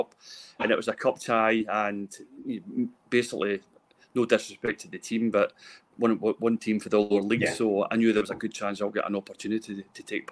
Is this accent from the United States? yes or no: no; Glasgow, Scotland, United Kingdom; also born or lived in Paisley; I was born in Paisley, which is just quite close to the border of Glasgow, Pollock. So I was brought up there